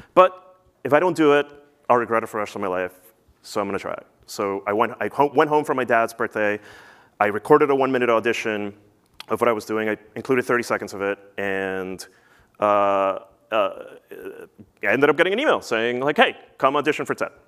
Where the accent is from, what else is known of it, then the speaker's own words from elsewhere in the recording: New Jersey, United States; also born or lived in Peru; I grew up in New Jersey